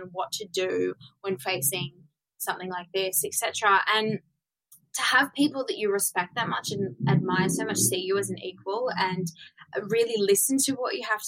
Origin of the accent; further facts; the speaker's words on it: Blue Mountains, New South Wales, Australia; now in Sydney, Australia; I grew up in the Blue Mountains